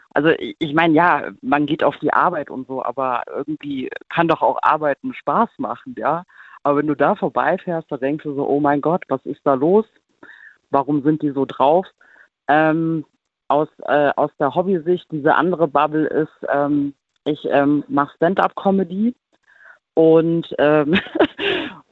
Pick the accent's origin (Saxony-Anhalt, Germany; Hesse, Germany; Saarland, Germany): Hesse, Germany; Frankfurt; Ich bin aus Frankfurt am Main.